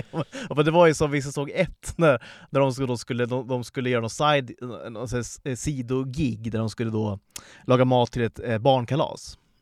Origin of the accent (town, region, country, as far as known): Sweden